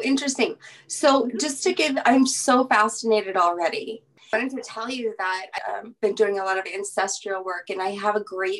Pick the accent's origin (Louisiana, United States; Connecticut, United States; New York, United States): Louisiana, United States; So I'm originally from Louisiana, and so is my family.